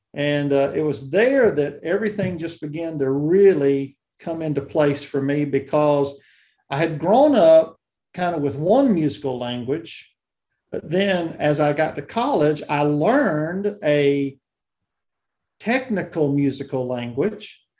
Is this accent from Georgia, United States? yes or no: yes; South Georgia, United States; I grew up in South Georgia, uh, down near the Okefenokee Swamp